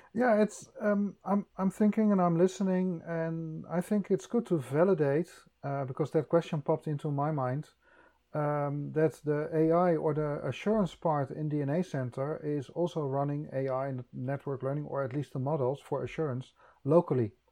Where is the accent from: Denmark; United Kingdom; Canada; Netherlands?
Netherlands; I'm from Holland